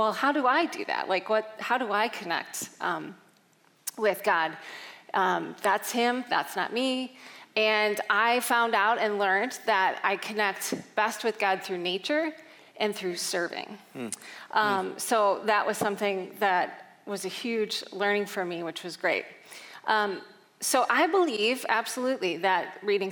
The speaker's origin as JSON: {"language": "English", "area": "just outside of Chicago", "region": "Illinois", "country": "United States", "tie": "born or raised there", "said": "I grew up just outside of Chicago"}